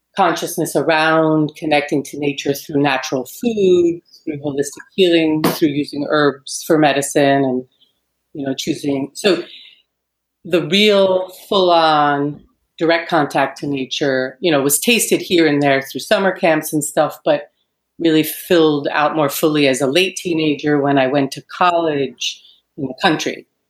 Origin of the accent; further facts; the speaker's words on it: New York City, New York, United States; I was raised in New York City